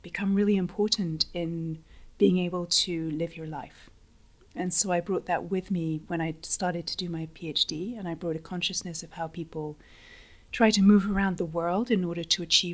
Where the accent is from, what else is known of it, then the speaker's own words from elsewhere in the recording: London, United Kingdom; moved away as an adult; also born or lived in Mexico / United States; I'm originally from London